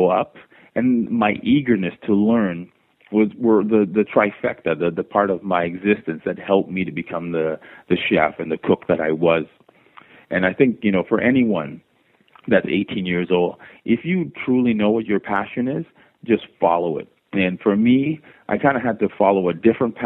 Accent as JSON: {"language": "English", "town": "Toronto", "region": "Ontario", "country": "Canada", "tie": "born or raised there", "also_born_or_lived": "Jamaica", "said": "I'm born in Jamaica and raised in Toronto"}